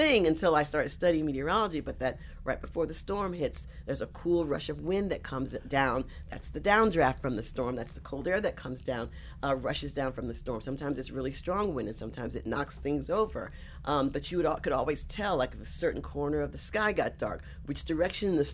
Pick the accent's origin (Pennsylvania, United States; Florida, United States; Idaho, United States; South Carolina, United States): South Carolina, United States; now in New York, United States; I was born here in New York, but I grew up in South Carolina